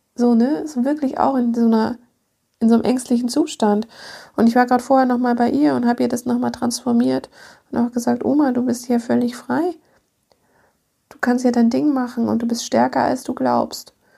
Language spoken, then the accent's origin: German; Munich, Bavaria, Germany; moved away; Ich bin ja aus München